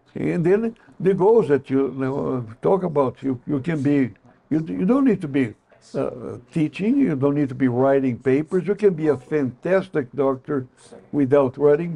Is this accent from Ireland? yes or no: no; Brazil; English is a second language; moved away as an adult; also born or lived in Chicago, United States; now in United States; I'm not American, I am Brazilian.